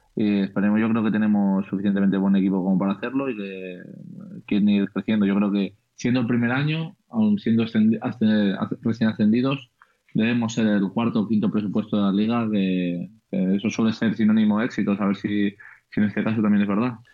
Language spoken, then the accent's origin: Spanish; Andorra; moved away; Es verdad que nací en Andorra, pero soy 100%, eh, no sé cómo se llama exactamente, pero 100% español